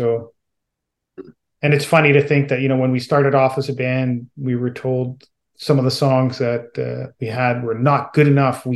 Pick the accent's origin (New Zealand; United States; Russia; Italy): Italy; Southern Italy; moved away; I grew up in Southern Italy